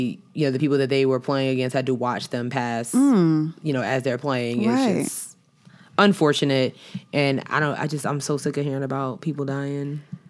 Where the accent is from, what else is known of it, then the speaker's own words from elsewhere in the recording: New York, United States; as a Knicks fan, as a New Yorker, we don't rock with Boston teams.